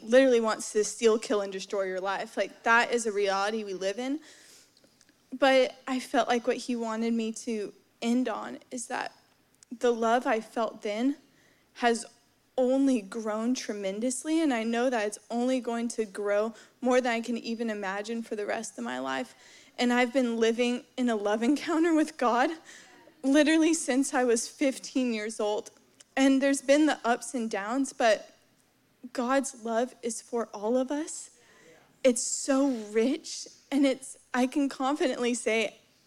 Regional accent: Dallas, Texas, United States; moved away; I'm originally from Dallas, Texas, grew up in the church

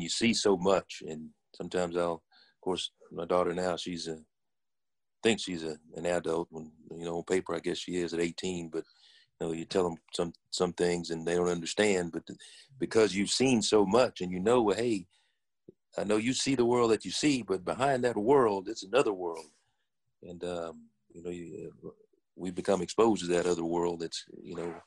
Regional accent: Dallas, Texas, United States; I was born and raised here in Dallas.

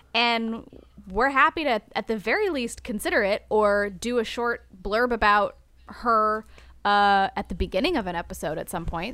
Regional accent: United States; I'm American

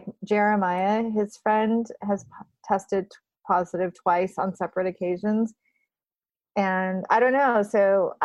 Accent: Burbank, California, United States; moved away as an adult; also born or lived in Berkeley, California / Bay Area, California; now in New York, United States; I grew up in Burbank and I went to school at Berkeley and I lived in the Bay

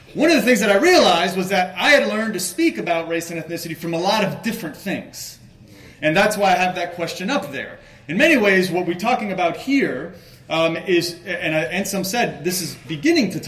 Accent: Miami, Florida, United States; also born or lived in Venezuela; I grew up in Miami, Florida. I'm Venezuelan by birth.

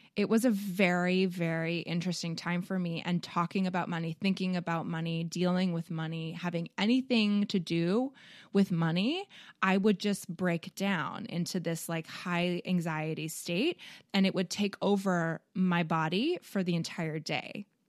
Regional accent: Canada; now in United States; I, being a Canadian

